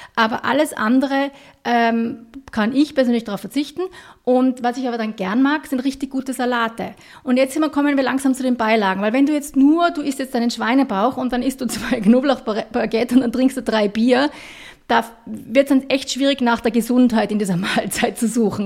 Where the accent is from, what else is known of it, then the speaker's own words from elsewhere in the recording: Austria; wir als Österreicher